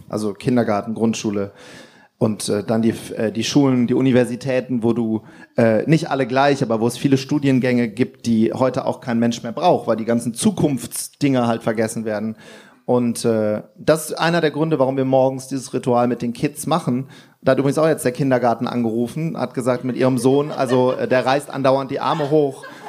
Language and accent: German; Wuppertal, North Rhine-Westphalia, Germany; Das hieß bei uns in Wuppertal, hieß Kaffee wichtig